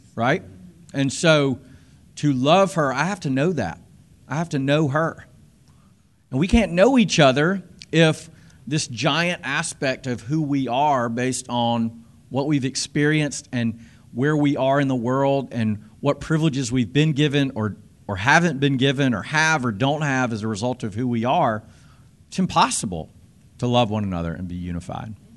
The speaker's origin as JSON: {"language": "English", "region": "South Carolina", "country": "United States", "tie": "born or raised there", "moved": "as an adult", "said": "growing up in the South, in South Carolina"}